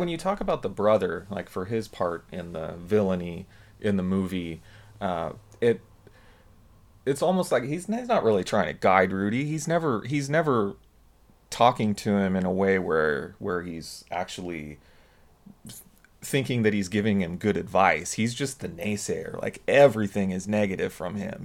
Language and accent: English; Southern California, United States; growing up in Southern California, rooting for the University of Southern California